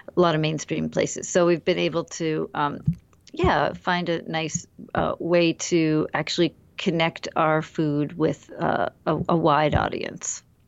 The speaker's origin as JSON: {"language": "English", "country": "United States", "tie": "born or raised there", "said": "I'm half Indian, half American, and I've grown up in the U S"}